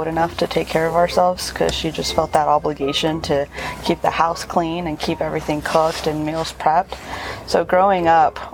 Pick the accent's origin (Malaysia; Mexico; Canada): Mexico; Mexico City; I was born in Mexico City